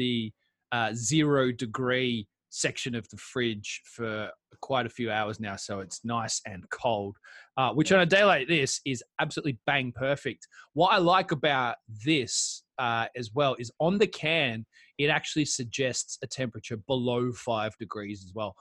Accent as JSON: {"language": "English", "country": "Australia", "moved": "yes", "lives_now": "United Kingdom", "said": "as an Australian"}